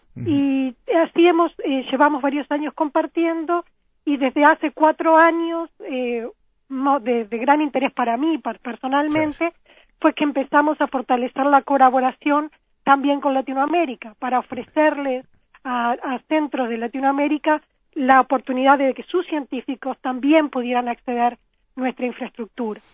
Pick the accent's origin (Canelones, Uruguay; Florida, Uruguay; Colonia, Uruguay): Florida, Uruguay; moved away as an adult; also born or lived in Montevideo, Uruguay / Boston, United States; now in Oxford, United Kingdom; yo nací, nací en Florida eh, y viví mis primeros 12 años en Florida cuando me, nos mudamos a Montevideo